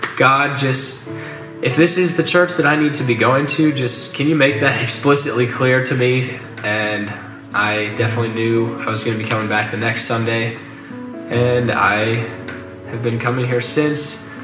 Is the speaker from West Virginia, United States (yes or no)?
no; Madrid, Iowa, United States; I'm from Madrid, Iowa, which is a small town of about 2,500 in central Iowa